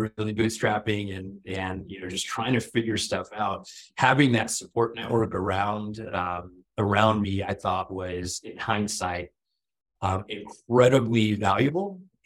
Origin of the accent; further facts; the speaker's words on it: Florida, United States; also born or lived in Toronto, Canada; I was born in Toronto. We moved to Florida when I was, in kindergarten, not even kindergarten, like pre-K